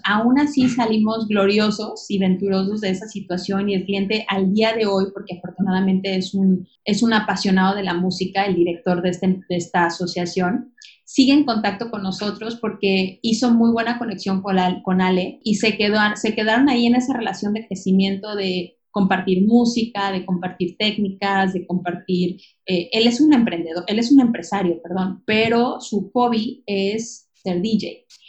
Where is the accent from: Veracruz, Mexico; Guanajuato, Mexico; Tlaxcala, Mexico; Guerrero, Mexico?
Guanajuato, Mexico; León; moved away as an adult; now in Playa del Carmen, Mexico; cuando yo decido salirme de León, que es mi ciudad natal, voy a cumplir 30 años.